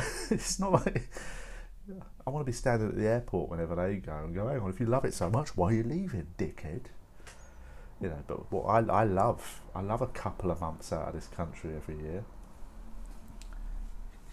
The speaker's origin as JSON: {"language": "English", "region": "London", "country": "United Kingdom", "said": "I am a Londoner, I'm an English person"}